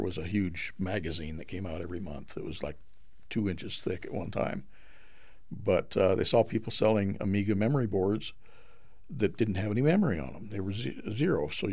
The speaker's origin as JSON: {"language": "English", "town": "Boise", "region": "Idaho", "country": "United States", "tie": "born or raised there", "also_born_or_lived": "California", "moved": "as an adult", "said": "Right here. In Boise? In Boise. Okay. So Idaho is your home. In fact, I was born probably half a mile from here"}